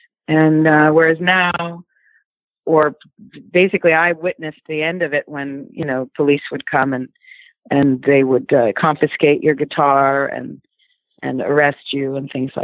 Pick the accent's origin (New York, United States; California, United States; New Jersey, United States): New York, United States; Brooklyn; I'm basically from Brooklyn.